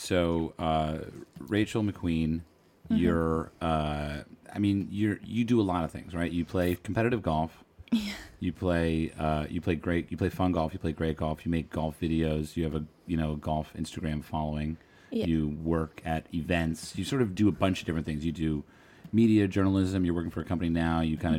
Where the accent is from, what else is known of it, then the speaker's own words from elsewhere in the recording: Troon, Scotland, United Kingdom; I grew up in Troon. In this town of 10 to 15,000, 12,000?